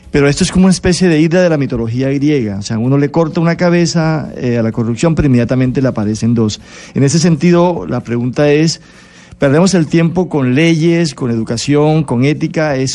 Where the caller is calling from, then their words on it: Bogotá, Colombia; Soy de Rubio, de aquí de Bogotá.